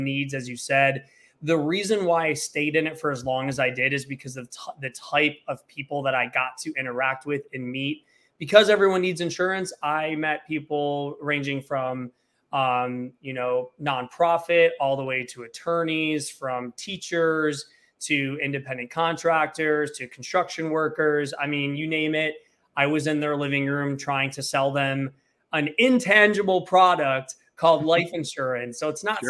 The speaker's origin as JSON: {"language": "English", "town": "Flint", "region": "Michigan", "country": "United States", "tie": "born or raised there", "moved": "as an adult", "lives_now": "Los Angeles, United States", "said": "I'm originally from Flint, Michigan"}